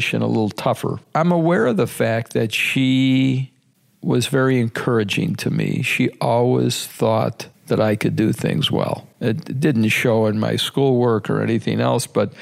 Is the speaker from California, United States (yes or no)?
no; Chicago, Illinois, United States; Logan Square. Really? Yeah. I was a Logan Square guy. Lived there till I was about 17